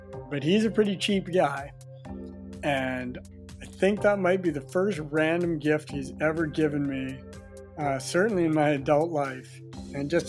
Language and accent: English; Quadra Island, British Columbia, Canada; I grew up on Quadra Island